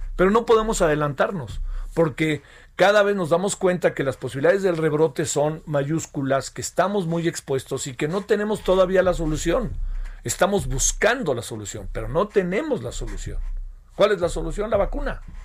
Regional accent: Mexico; los mexicanos y las mexicanas tenemos muchos problemas de salud

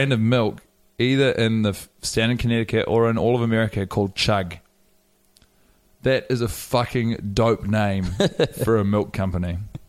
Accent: Wellington, New Zealand; I was born in Wellington in 1988.

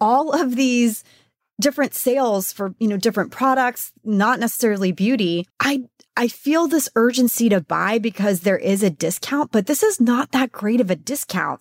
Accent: Texas, United States; I'm from Texas

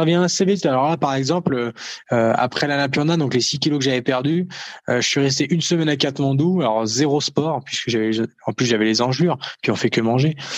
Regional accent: France; nous en France

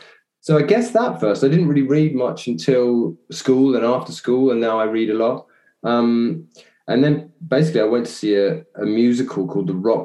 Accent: Chelmsford, East of England, United Kingdom; also born or lived in Southend / Rowhedge; I mainly grew up in Chelmsford

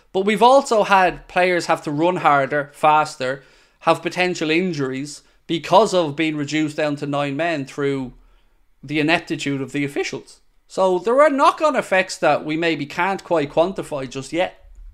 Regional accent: Ireland; I'm Irish, as you may be aware.

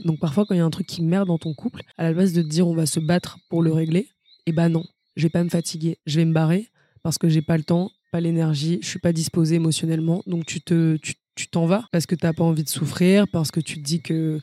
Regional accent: Versailles, Île-de-France, France; je viens de Versailles

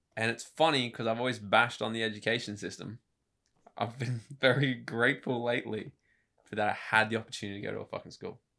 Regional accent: Gold Coast, Queensland, Australia; also born or lived in New South Wales / Brisbane; I was born in New South Wales, moved up here when I was a couple of years old, uh, grew up in Brisbane and on the Gold Coast

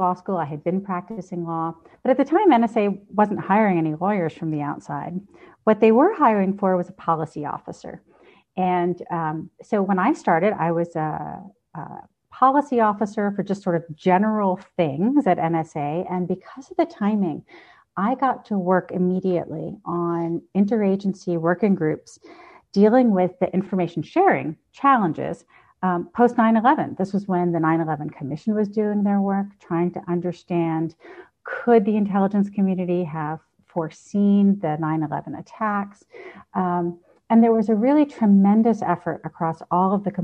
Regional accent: Baltimore, Maryland, United States; I grew up in Baltimore, not far from Fort Meade

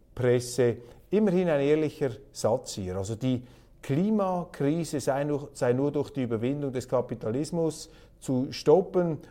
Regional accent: Switzerland; Als Schweizer

